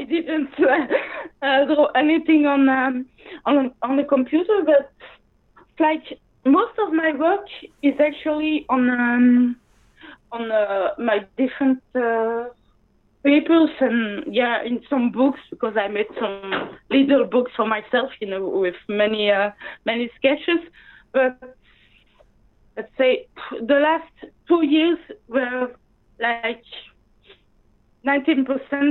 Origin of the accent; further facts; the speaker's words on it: Belgium; first language French; English is a second language; I was raised in Belgium.